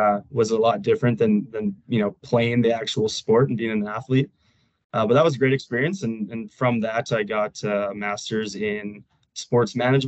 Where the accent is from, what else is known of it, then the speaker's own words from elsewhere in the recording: Canada; now in Denver, United States; And I'm originally from Canada, but moved to Denver, Colorado here.